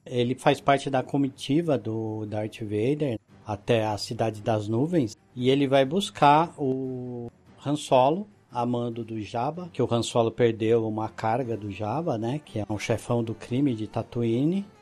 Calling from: Mogi das Cruzes, São Paulo, Brazil; falo de Mogi das Cruzes, São Paulo

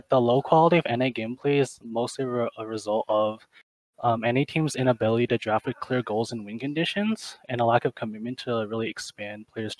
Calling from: California, United States; Can I just say California?

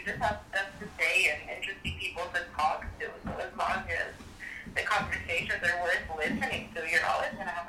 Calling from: Philadelphia, Pennsylvania, United States; I'm phoning you from Philadelphia.

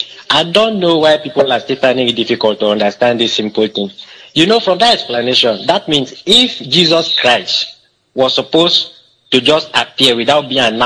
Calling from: Uyo, Akwa Ibom, Nigeria; I'm calling from Uyo.

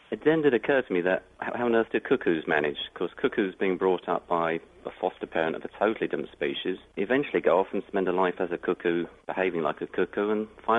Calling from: Napier, Hawke's Bay, New Zealand; I'm calling from Napier in New Zealand.

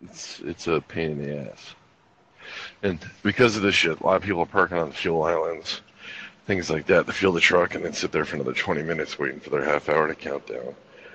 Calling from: Stroud, Oklahoma, United States; It's beautiful. I'm calling you from Stroud, Oklahoma.

